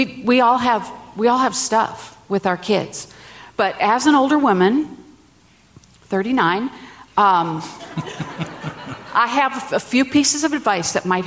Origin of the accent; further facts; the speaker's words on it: Minnesota, United States; I'm from Minnesota